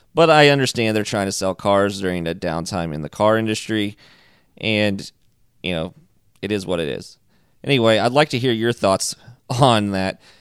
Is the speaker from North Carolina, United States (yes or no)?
no; Indiana, United States; I grew up in Indiana, and my parents had a full service gas station with automotive repair